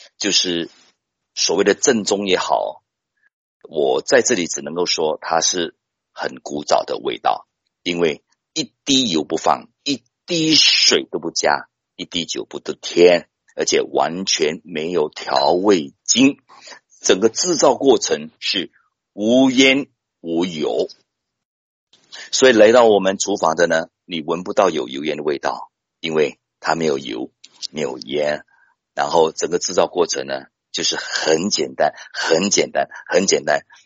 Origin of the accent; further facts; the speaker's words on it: Taiwan; 因为大家都知道，我们台湾人大家都很熟悉，健康很重要